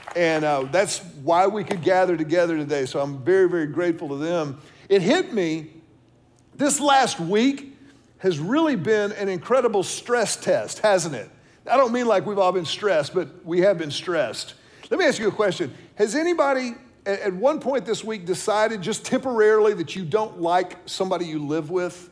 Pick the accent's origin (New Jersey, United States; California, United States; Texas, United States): Texas, United States; Houston; now in Austin, United States; I grew up in Houston, I've lived in Austin now for the better part of what, 24 years or so